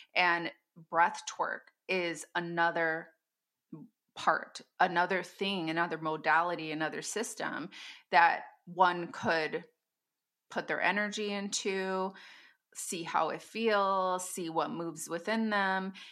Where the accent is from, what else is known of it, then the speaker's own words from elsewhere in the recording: Wisconsin, United States; I hold Sister Circle here in my hometown, and I live in the Midwest